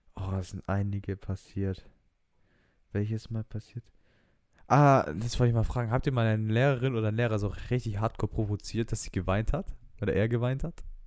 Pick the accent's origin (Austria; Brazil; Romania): Romania; ich bin Rumäne